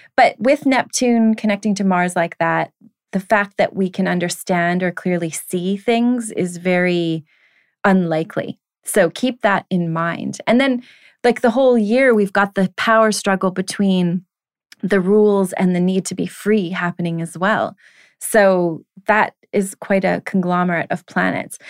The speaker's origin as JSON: {"language": "English", "country": "Canada", "said": "being that I am a Canadian"}